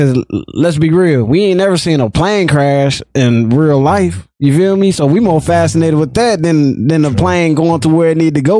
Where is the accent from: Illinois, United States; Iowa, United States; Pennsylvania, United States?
Illinois, United States; Rockford; I'm from the West Side.